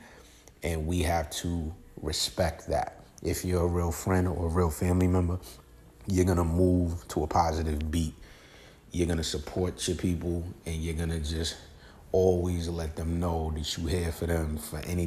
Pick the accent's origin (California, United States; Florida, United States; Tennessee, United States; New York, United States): New York, United States; I'm from New York